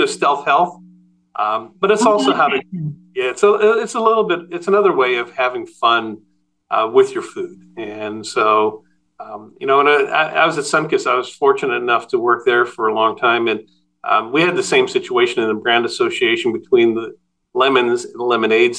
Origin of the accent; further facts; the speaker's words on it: Netherlands; moved away; I was born in Holland and my family ran a really small neighborhood produce store